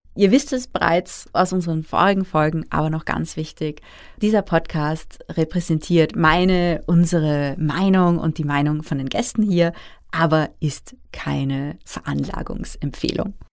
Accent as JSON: {"language": "German", "country": "Austria", "said": "bei uns in Österreich"}